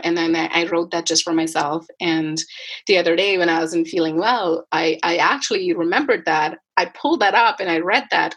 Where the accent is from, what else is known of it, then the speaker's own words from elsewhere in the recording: India; moved away as an adult; now in Canada; I grew up in India and I moved to Canada in 2011, end of 2011